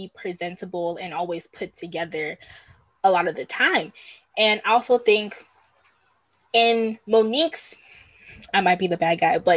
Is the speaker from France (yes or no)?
no; Nigeria; I'm Nigerian, I'm specifically of the Yoruba tribe